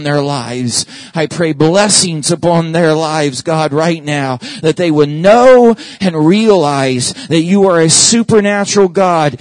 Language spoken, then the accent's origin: English; Oklahoma, United States; moved away; my home state where I was born and raised, where all of my family lives, is Oklahoma.